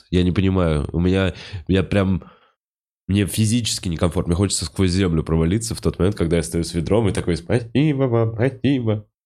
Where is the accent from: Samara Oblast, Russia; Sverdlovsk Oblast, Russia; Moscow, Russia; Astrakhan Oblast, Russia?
Sverdlovsk Oblast, Russia; Yekaterinburg; Я из Екатеринбурга.